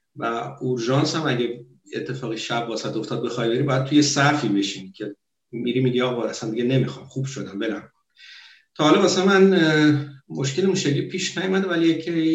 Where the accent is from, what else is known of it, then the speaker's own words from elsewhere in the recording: Abadan, Khuzestan, Iran; moved away as an adult; now in Norway; من بچه آبادانم